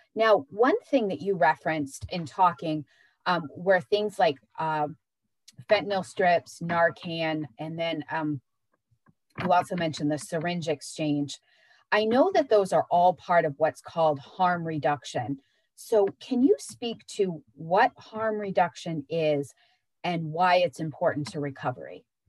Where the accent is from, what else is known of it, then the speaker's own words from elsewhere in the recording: Searsport, Maine, United States; I was growing up in Searsport